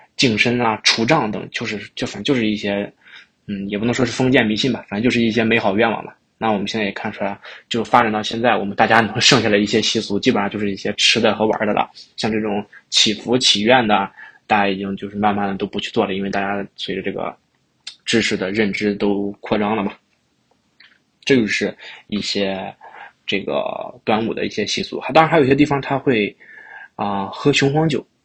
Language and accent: Chinese; Shandong, China; now in Toronto, Canada; 那我作为一个山东人，我肯定是吃甜粽子